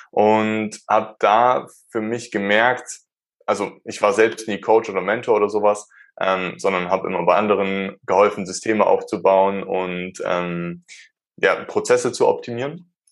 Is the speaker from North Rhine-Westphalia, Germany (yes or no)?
no; Starnberg, Bavaria, Germany; Ich komme aus der Nähe von München. Ich bin, wurde hier geboren. Ich wurde in Starnberg geboren. Das ist ein bisschen weiter weg von da, wo ich jetzt wohne.